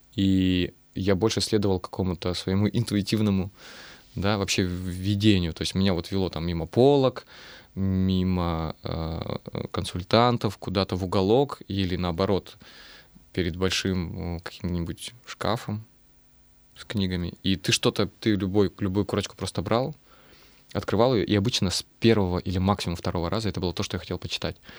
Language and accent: Russian; Russian Far East, Russia; accent: Far Eastern; now in Saint Petersburg, Russia; Я люблю свой э, дальневосточный говор